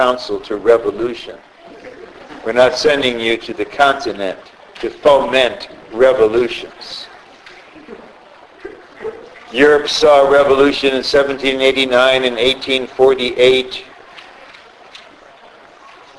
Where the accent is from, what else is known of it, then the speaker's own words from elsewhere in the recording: United States; I'm an American citizen.